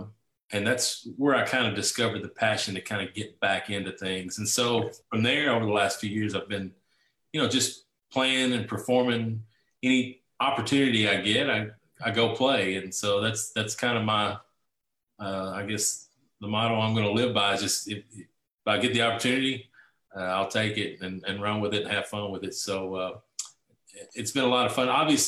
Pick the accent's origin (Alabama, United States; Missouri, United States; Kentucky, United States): Kentucky, United States; Bowling Green; Bowling Green, it's my hometown. It's where I'm from. And we live on 10 acres on a small farm here.